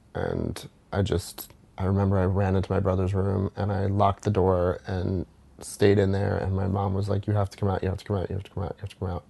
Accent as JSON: {"language": "English", "town": "West Chester", "region": "Pennsylvania", "country": "United States", "tie": "born or raised there", "also_born_or_lived": "New Orleans / Jersey City", "moved": "yes", "said": "I grew up 45 minutes outside of Philadelphia in a town called Westchester, Pennsylvania"}